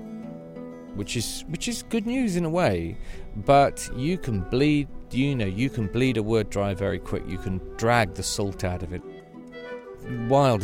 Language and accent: English; Devon, South West England, United Kingdom; I come from Devon in the United Kingdom.